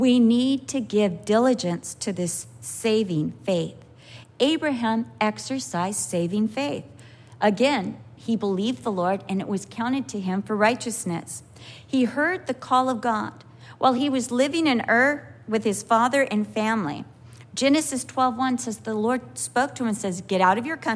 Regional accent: United States; I'm an American

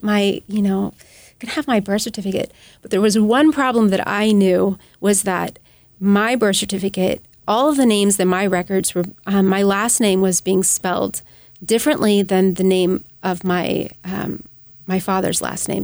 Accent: United States; as American

